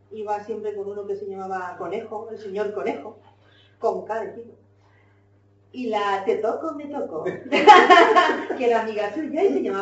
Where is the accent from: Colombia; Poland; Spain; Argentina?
Spain; Catalonia; aunque soy catalana